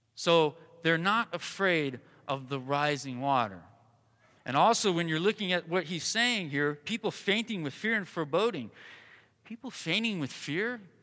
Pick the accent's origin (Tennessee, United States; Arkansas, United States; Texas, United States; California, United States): California, United States; Southern; also born or lived in Colorado; now in Arizona, United States; I was born and raised in Southern California